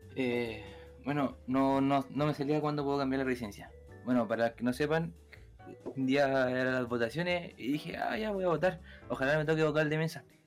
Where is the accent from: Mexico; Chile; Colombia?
Chile; Quilpué, Valparaíso; soy de Quilpue, nunca he cambiado